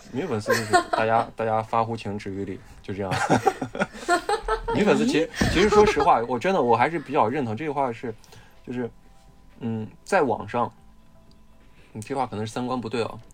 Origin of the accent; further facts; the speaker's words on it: Shaanxi, China; 我是陕西人